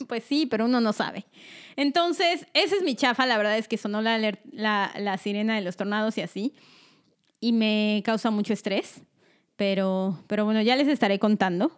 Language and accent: Spanish; State of Mexico, Mexico; first language Spanish; moved away as an adult; now in United States; Nosotras vivimos casi toda nuestra vida en el Estado de México